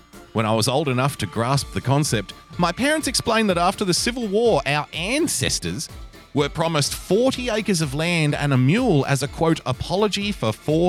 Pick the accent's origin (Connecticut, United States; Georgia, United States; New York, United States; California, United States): New York, United States; Brooklyn; Growing up in Brooklyn...